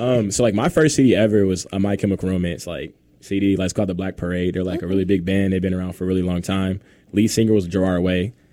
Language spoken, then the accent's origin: English; Indianapolis, Indiana, United States; I'm from Indianapolis, Indiana